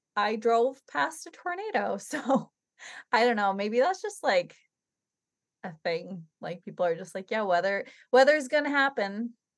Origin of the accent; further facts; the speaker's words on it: New England, United States; we're from New England